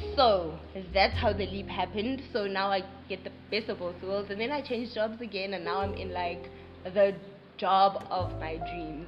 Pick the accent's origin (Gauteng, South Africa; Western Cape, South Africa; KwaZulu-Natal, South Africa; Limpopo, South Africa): Gauteng, South Africa; Pretoria; now in Johannesburg, South Africa; I'm originally from Pretoria moved to Joburg